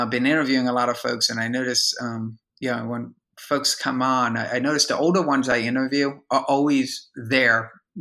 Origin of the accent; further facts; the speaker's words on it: United States; now in Tampa, United States; I'm in Tampa, Florida, and there's, you know, I'm from Jersey, New York, if you can't tell from the accent, but, you know, moved down here